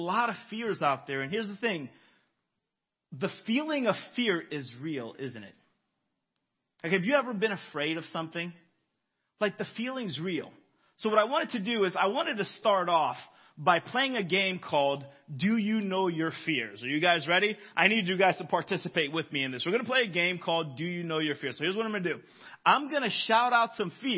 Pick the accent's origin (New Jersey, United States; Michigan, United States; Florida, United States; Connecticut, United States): Florida, United States; I'm from Florida